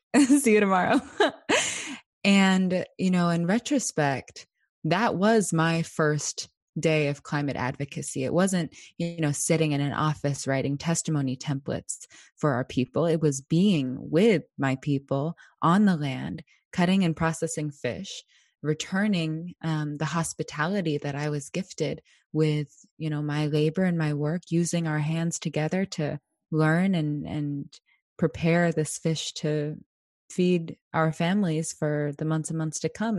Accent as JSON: {"language": "English", "town": "Anchorage", "region": "Alaska", "country": "United States", "tie": "born or raised there", "said": "I was born and raised here in my Danny Ena homelands of Decha Yekak, otherwise known as Anchorage, Alaska"}